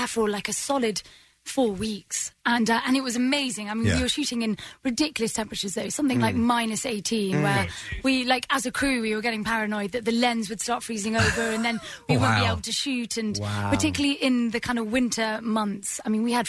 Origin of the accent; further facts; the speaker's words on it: United Kingdom; being a British actor and growing up at home